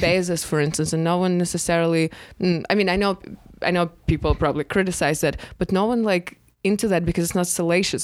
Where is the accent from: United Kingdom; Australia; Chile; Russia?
Russia; now in United States; I'm from Russia